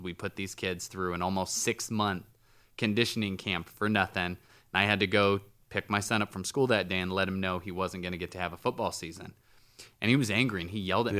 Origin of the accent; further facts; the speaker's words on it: United States; I'm an American